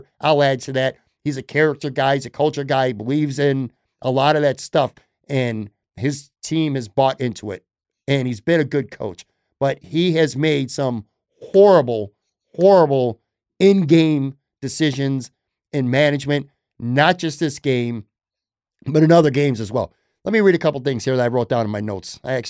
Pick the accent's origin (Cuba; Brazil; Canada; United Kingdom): Canada; Toronto, Ontario; Growing up in Toronto, I only became a Bills fan in the late 1990s after Flutie left the CFL for the Bills.